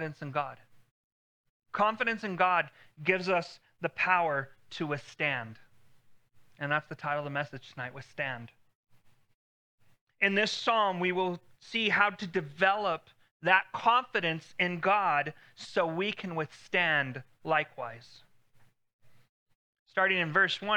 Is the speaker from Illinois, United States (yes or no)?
no; El Paso, Texas, United States; Growing up in El Paso